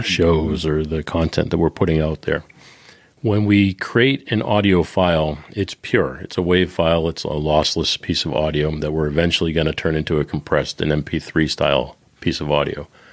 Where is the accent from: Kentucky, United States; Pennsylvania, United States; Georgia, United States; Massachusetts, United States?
Massachusetts, United States; Boston; I'm from Boston